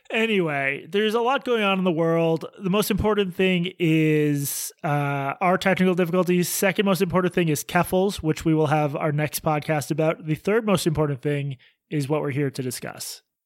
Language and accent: English; Boston, Massachusetts, United States; our October twenty-fourth show in my hometown at Laugh Boston.